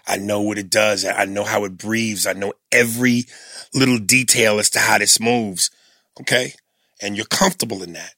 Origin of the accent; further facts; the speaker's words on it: New York City, New York, United States; being a New Yorker